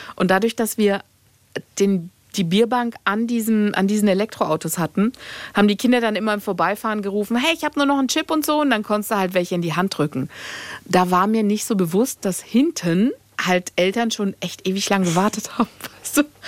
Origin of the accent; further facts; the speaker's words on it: Greece; ich bin äh, am Meer aufgewachsen als Griechin